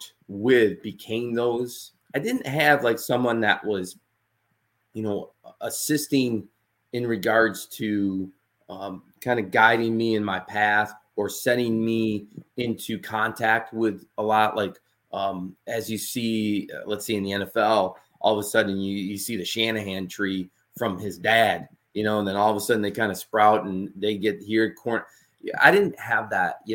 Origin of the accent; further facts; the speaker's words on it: Utica, New York, United States; moved away as an adult; also born or lived in Hammond, Louisiana; my hometown is Utica, New York